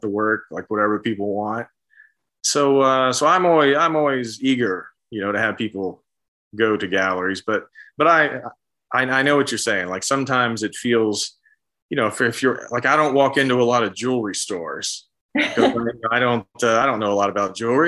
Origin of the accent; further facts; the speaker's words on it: Central West Virginia, United States; I grew up in Central West Virginia in a working class community